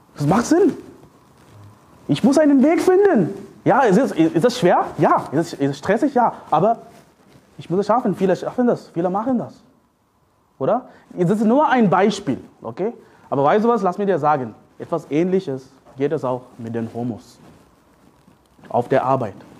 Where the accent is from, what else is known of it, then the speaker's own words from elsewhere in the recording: India; German is a second language; now in Germany; Ich komme aus Indien